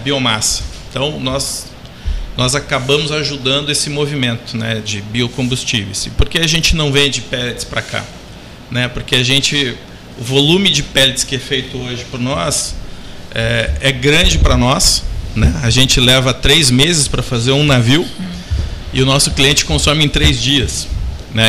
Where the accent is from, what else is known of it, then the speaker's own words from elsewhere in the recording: Curitiba, Paraná, Brazil; eu sou natural de Curitiba, no Paraná